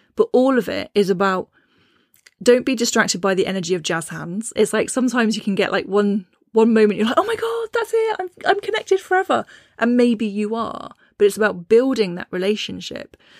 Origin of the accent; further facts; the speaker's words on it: Cornwall, South West England, United Kingdom; also born or lived in Shropshire; now in Herefordshire, United Kingdom; I grew up in Cornwall, the land of piskies and brownies